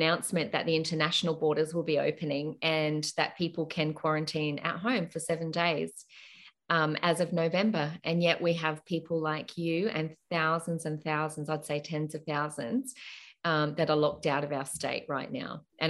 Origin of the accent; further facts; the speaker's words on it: Queensland, Australia; And one of those is that as a Queenslander, you can freely move in and out of your state.